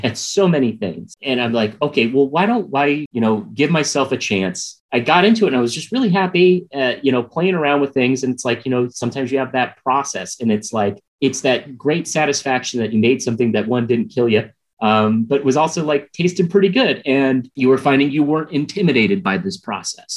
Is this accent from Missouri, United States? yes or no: yes; St. Louis, Missouri, United States; moved away; I grew up in St. Louis, Missouri